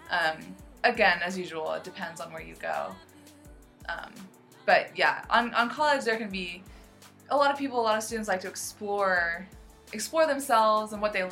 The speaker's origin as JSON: {"language": "English", "country": "United States", "tie": "born or raised there", "said": "I grew up in the United States in America."}